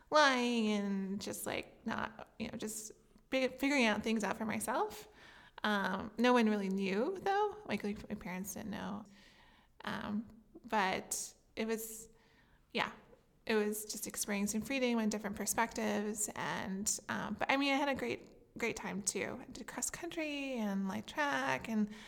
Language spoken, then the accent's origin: English; French Lick, Indiana, United States; I grew up in a town called French Lick, Indiana.